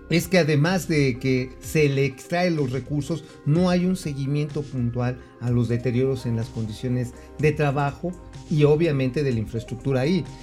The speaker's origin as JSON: {"language": "Spanish", "town": "Tula", "region": "Hidalgo", "country": "Mexico", "tie": "born or raised there", "said": "ahí de donde soy. Ahí, eh, este."}